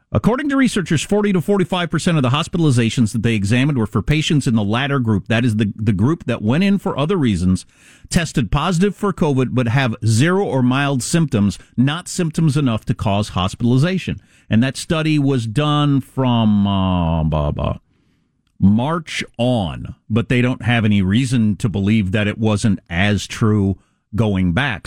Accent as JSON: {"language": "English", "region": "California", "country": "United States", "said": "as a Californian"}